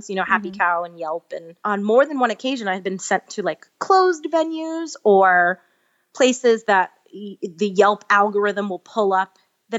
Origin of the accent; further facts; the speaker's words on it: New York, United States; moved away; I'm from New York originally, and I had to go back to finish a couple credits at NYU, and it was my first time back home as a vegan